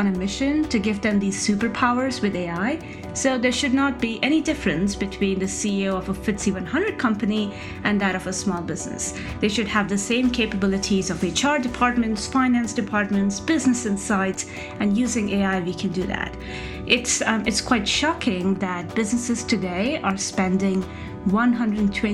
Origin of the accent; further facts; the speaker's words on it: Rajasthan, India; I grew up in Rajasthan in India